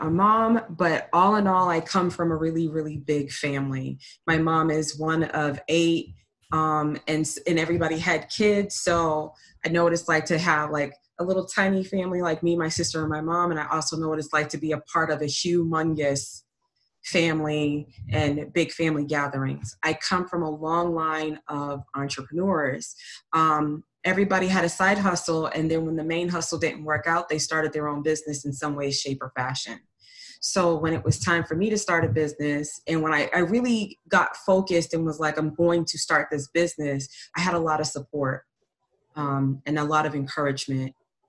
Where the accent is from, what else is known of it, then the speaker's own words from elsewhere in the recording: Boston, Massachusetts, United States; moved away as an adult; I grew up in Boston, and I didn't come down here until 2015 through the military.